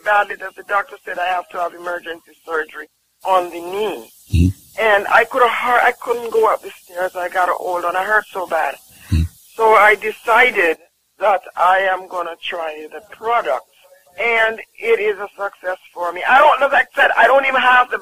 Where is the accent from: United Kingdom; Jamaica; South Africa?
Jamaica; I'm from Jamaica. And I honestly tell you, sometimes as a Jamaican